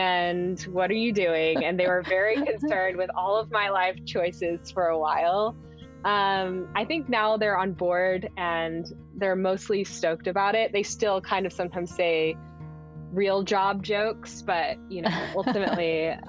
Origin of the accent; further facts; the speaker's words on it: Houston, Texas, United States; But I grew up in Houston and I went to school for college in Austin, but never really got that strong accent.